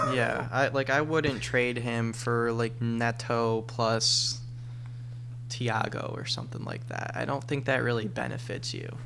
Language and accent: English; Rochester, New York, United States; moved away; I'm I'm originally from Rochester, New York